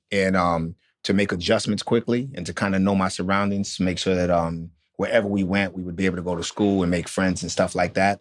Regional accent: Otisville, New York, United States; also born or lived in New Orleans, Louisiana / Carlisle, Pennsylvania; we moved to upstate New York to Otisville

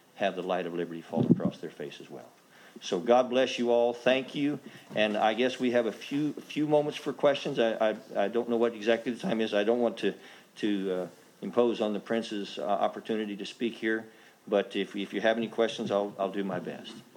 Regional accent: United States; an American congressman

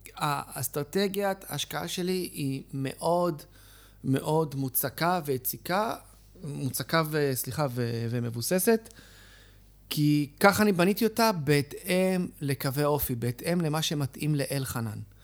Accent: Israel; אני נולדתי בארץ, ההורים שלי עלו עולים

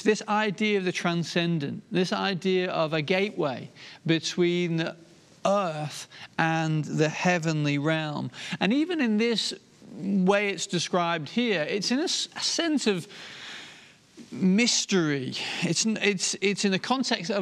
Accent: Inverurie, Scotland, United Kingdom; now in England; where I was born, up in Aberdeenshire and in Verurie.

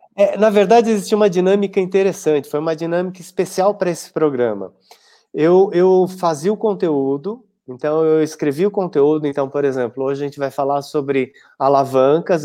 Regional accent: São Paulo, Brazil; eu sou de São Paulo, mas eu ia uma vez por semana dar aula em Sorocaba

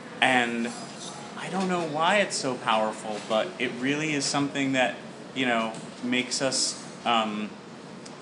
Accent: Georgia, United States; when I was growing up in Georgia

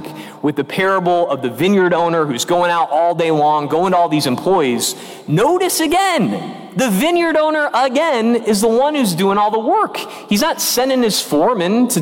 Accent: Illinois, United States; now in North Carolina, United States; my home state in which I grew up, Illinois

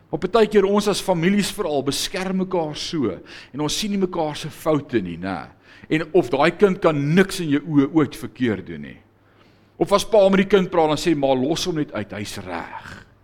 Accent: South Africa; ons veral as blanke Afrikaners

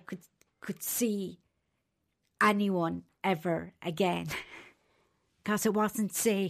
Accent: Kilkenny, Leinster, Ireland; I'm from Kilkenny in Ireland.

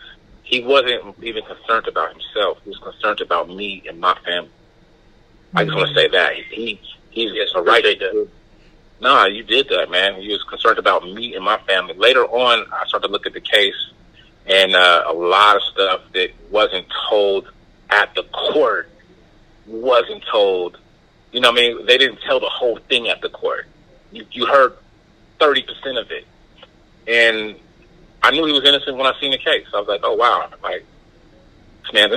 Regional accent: Oakland, California, United States; I'm from Oakland, California

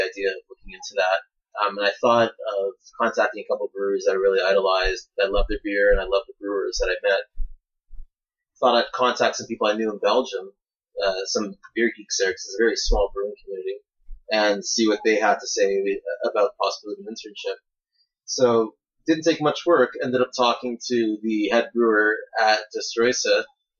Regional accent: Canada; accent: Canadian; my Canadian accent

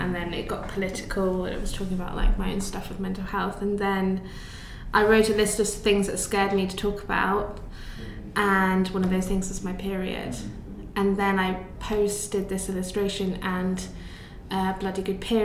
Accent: Buckinghamshire, South East England, United Kingdom; I grew up in Buckinghamshire

